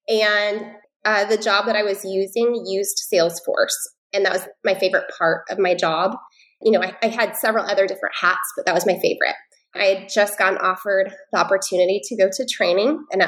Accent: Pacific Northwest, United States; now in Charlotte, United States; I'm originally from the Pacific Northwest, but as we are transitioning out of the military, we are landing in the Charlotte area, just on the other side, so in South Carolina.

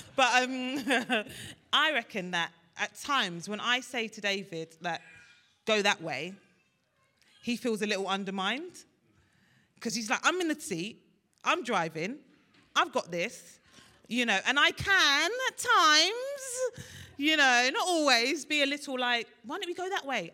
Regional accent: Nigeria; I'm Nigerian, Ashobi, we wear thick clothes.

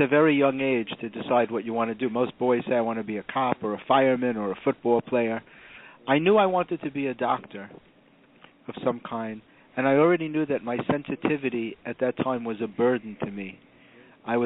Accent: New York City, New York, United States; I grew up in the Bronx in a very middle-class background.

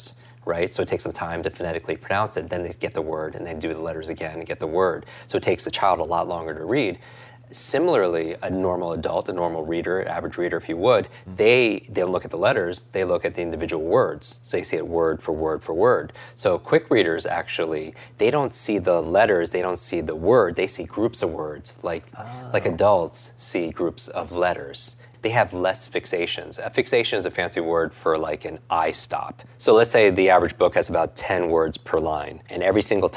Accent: New York, United States; I'm from New York

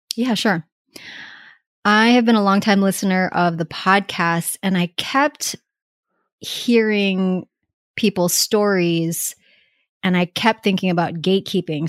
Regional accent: Hawaii, United States; moved away; I grew up in Hawaii

